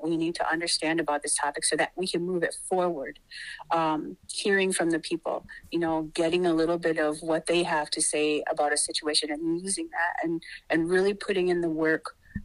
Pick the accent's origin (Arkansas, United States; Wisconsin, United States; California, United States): Wisconsin, United States; Wittenberg; I come from Pachinunk, and that is Wittenberg, Wisconsin. And I've been there for a number of years. I grew up there